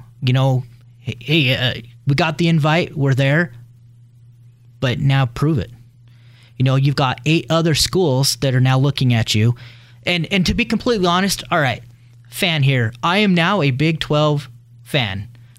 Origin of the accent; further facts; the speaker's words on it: Blackfoot, Idaho, United States; I am from Blackfoot.